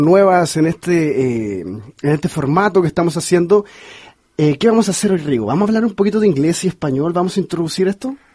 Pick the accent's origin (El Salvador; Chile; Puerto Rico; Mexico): Chile; now in Los Angeles, United States; yo soy chileno